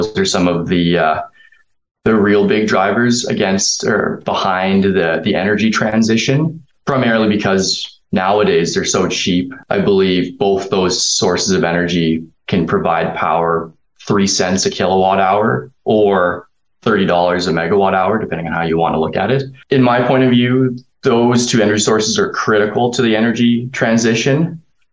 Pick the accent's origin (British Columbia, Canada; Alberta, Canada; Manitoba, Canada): Alberta, Canada; Calgary; growing up in Calgary, the energy industry has been like a really big part of the community here